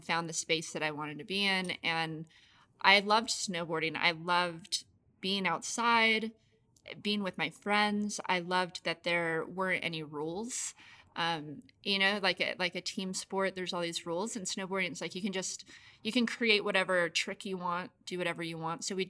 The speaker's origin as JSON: {"language": "English", "town": "Las Vegas", "region": "Nevada", "country": "United States", "tie": "born or raised there", "said": "I grew up in Las Vegas"}